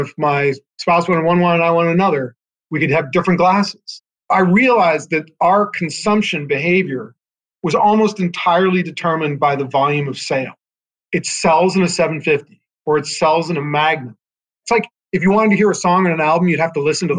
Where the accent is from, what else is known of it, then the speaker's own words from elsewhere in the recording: California, United States; I was from California.